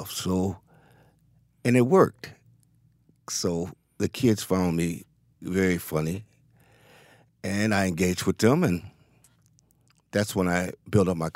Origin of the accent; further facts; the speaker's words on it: Cleveland, Ohio, United States; Yes, it does. I came from a line of people in that city.